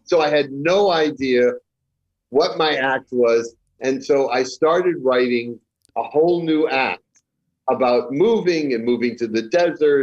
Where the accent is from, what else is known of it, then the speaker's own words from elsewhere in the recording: Chelsea, Massachusetts, United States; moved away; I was born in Chelsea, Massachusetts